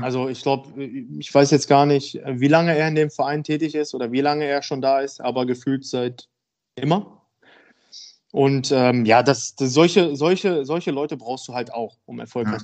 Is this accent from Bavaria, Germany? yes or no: no; Dülmen, North Rhine-Westphalia, Germany; also born or lived in Essen; now in Münster, Germany; ich bin in Essen geboren und dann sind wir, also meine Eltern, mir und meiner Schwester sind dann, als ich sieben Jahre alt war, sind wir dann halt ins Münsterland gezogen. Und meine Eltern erst ein Haus gekauft und äh, ja, dann bin ich da groß geworden, aufgewachsen